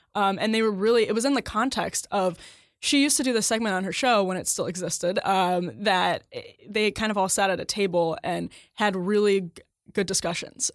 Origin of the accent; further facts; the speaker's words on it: Wisconsin, United States; my home state of Wisconsin